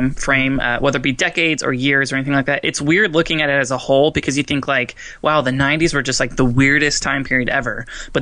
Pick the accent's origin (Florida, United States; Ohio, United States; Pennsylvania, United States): Florida, United States; Fort Myers; my hometown, Fort Myers